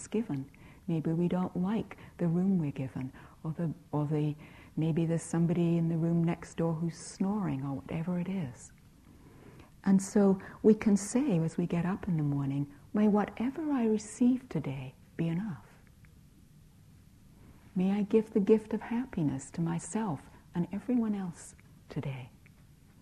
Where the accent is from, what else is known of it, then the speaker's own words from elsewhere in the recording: United Kingdom; I'm British